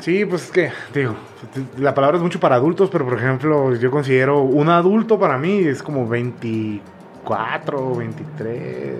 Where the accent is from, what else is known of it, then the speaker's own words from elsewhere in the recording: Mexico; la misma cultura que tenemos como mexicanos